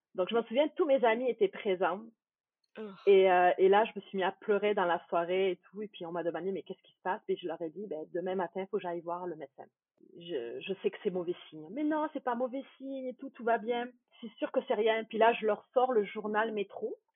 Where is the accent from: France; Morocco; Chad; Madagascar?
France; moved away as an adult; now in Quebec, Canada; Je suis française d'origine. J'ai immigrée au Québec, euh, c'était en 2013, fin 2013